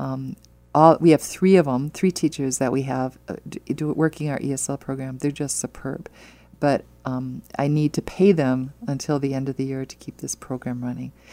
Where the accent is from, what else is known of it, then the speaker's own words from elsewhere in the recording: Wisconsin, United States; now in Omaha, United States; I'm from Wisconsin